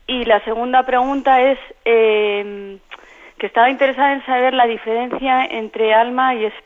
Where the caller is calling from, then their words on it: Madrid, Community of Madrid, Spain; de Madrid.